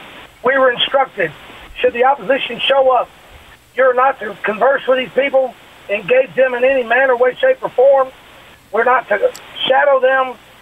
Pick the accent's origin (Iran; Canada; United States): United States; Texas; Gonzales, Texas, which is the freedom birthplace of my great state.